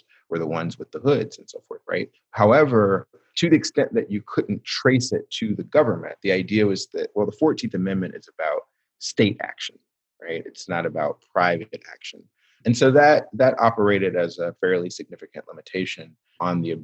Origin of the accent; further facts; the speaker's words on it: Athens, Georgia, United States; where I grew up in Athens, Georgia